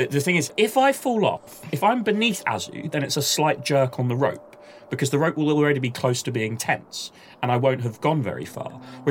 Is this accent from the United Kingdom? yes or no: yes; United Kingdom; We're British.